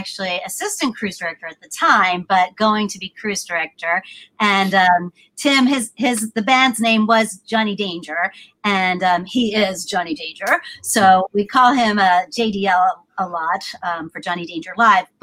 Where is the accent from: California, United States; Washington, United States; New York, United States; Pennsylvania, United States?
Pennsylvania, United States; Philadelphia; I'm the Philly from Philly